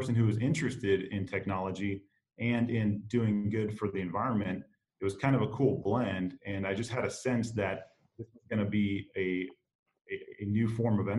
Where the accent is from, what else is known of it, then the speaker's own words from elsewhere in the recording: Phoenix, Arizona, United States; now in Kansas City, United States; born and raised in Phoenix, Arizona, a city of incredible urban sprawl